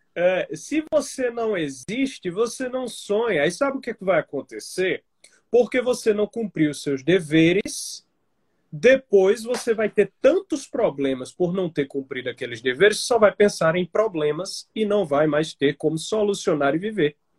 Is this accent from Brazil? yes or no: yes; Campina Grande, Paraíba, Brazil; moved away as an adult; now in João Pessoa, Brazil; quando eu vim para a capital, para João Pessoa, eu, eu sou de Campina Grande